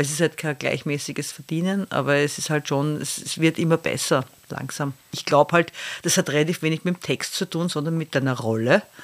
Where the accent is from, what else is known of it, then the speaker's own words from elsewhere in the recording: Austria; als Österreicherin